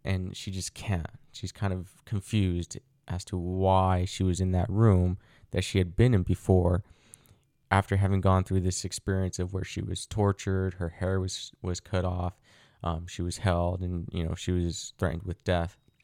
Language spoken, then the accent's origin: English; United States; also born or lived in Mexico; I was brought over to the United States when I was an inf, an infant. I was around six months old, give or take